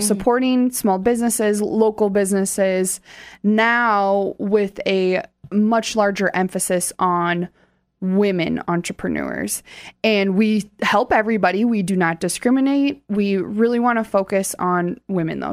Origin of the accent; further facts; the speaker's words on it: Hartford, South Dakota, United States; I grew up right outside of Sioux Falls in Hartford